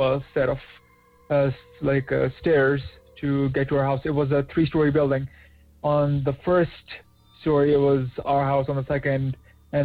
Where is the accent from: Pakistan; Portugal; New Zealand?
Pakistan; now in Toronto, Canada; back when I was still in my home country of Pakistan